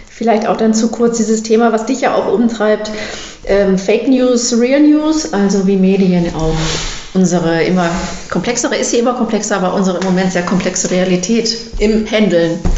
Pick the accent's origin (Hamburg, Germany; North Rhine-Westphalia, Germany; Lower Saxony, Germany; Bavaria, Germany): North Rhine-Westphalia, Germany; Bochum; Ich komme aus dem Ruhrgebiet, aus Bochum, aber das ist natürlich cool. gleich danach.